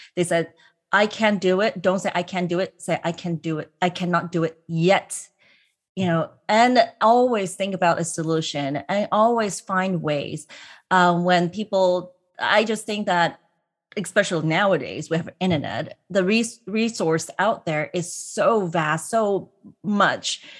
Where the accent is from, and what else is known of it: Hong Kong; born or raised there; now in United States